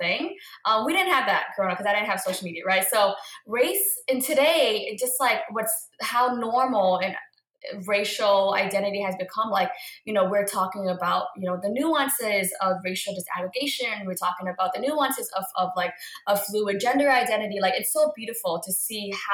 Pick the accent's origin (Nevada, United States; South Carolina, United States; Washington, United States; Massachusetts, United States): Massachusetts, United States; Boston; I'm a first generation Vietnamese American born and raised in Boston, Massachusetts